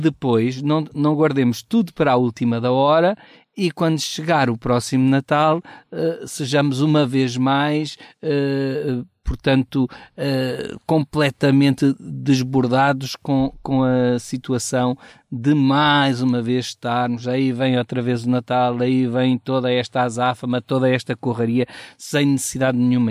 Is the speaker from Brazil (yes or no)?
no; Portugal; como bom português